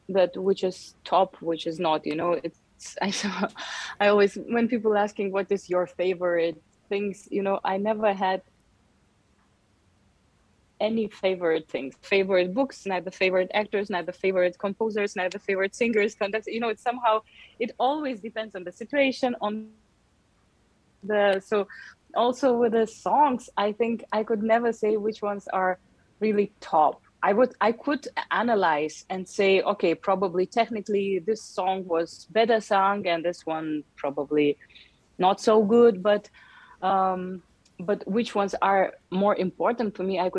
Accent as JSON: {"language": "English", "region": "Yerevan", "country": "Armenia", "tie": "born or raised there", "said": "uh, all my most beautiful memories of the childhood was Yerevan, and um, and also I still have many brothers and and sisters here"}